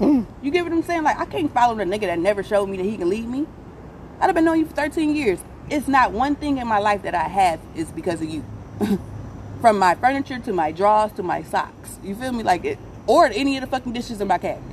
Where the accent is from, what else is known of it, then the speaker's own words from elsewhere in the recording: Hamtramck, Michigan, United States; also born or lived in Belleville, Michigan; I was raised out in Belleville and Hamtramck